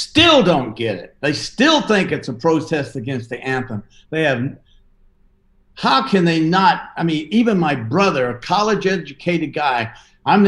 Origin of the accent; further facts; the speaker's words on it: the South, United States; I'm from the South